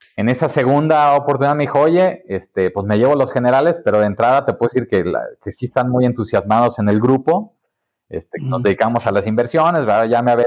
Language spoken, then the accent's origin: Spanish; Mexico; also born or lived in Guadalajara; somos los emprendedores mexicanos